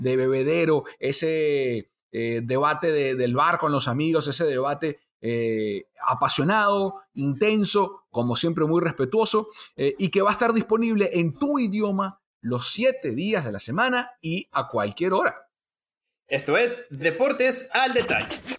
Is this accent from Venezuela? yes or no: yes; Venezuela; also born or lived in United States; now in San Francisco Bay Area, United States; venezolano, nacido y criado en Venezuela, también en Estados Unidos